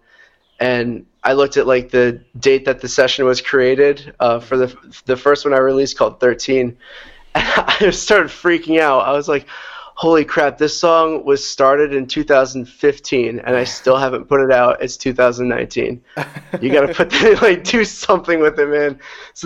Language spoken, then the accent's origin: English; New York, United States; So I am originally from New York. That's where I grew up. A little bit upstate of the city, but I'm still kind of low in the – still in the southern area